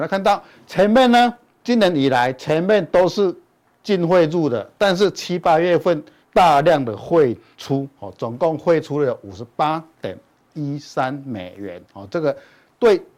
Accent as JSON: {"language": "Chinese", "region": "Chiayi", "country": "Taiwan", "said": "各位现场的观众朋友，大家好，我是嘉义的"}